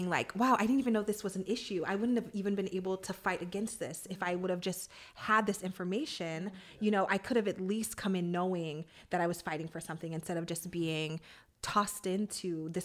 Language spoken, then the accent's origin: English; Ohio, United States; moved away as an adult; also born or lived in New York City / Washington, D.C.; growing up in Midwest Ohio